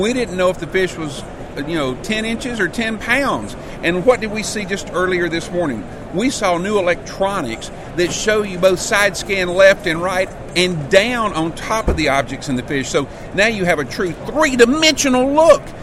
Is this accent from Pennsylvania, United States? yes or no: no; Alabama, United States; my home state of Alabama